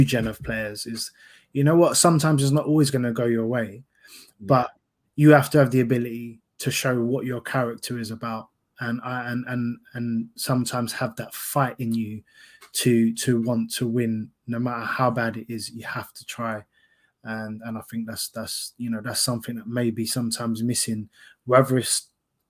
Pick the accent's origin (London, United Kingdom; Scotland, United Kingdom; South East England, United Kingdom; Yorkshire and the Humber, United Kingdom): London, United Kingdom; I'm a kid from Fulton Heath, South London